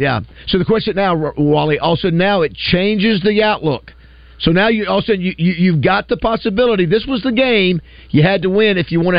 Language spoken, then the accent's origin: English; Florida, United States; now in Arkansas, United States; I'm from Florida